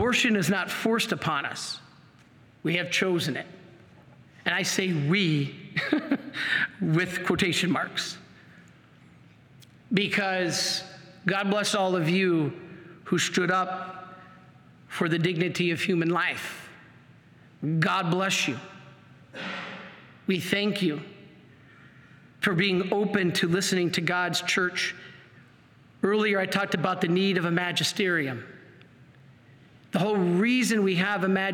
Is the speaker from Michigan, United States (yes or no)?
yes; Michigan, United States; Michigan, my home state